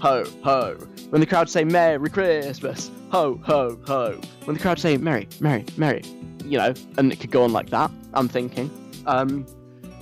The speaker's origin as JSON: {"language": "English", "region": "London", "country": "United Kingdom", "moved": "yes", "lives_now": "Leeds, United Kingdom", "said": "I'm a Londoner. I'm not from Leeds by birth"}